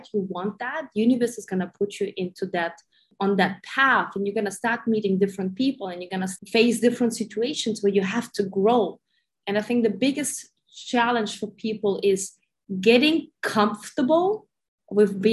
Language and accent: English; Germany; moved away as an adult; also born or lived in Ukraine / Sydney, Australia; I was born in Ukraine. I grew up in Germany, spent like 30 years almost in Germany.